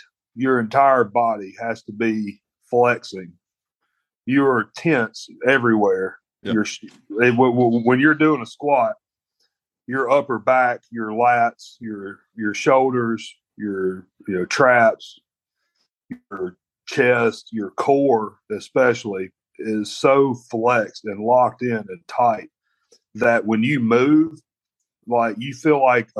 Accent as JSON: {"language": "English", "country": "United States", "said": "I'm an American."}